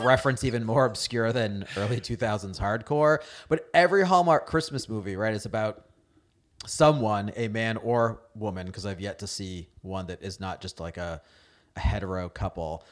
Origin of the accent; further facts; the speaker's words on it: New England, United States; moved away; also born or lived in Indiana; growing up in New England.